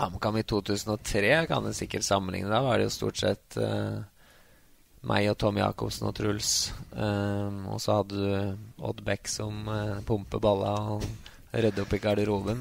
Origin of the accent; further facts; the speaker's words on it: Grue, Innlandet, Norway; Grue, mm, der fattern spilte, og der jeg vokste opp